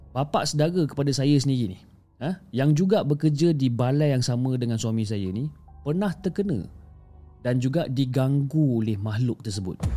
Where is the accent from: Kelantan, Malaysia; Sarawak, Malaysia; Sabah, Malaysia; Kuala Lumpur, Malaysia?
Sarawak, Malaysia; Kuching; Saya berasal daripada kucing Sarawak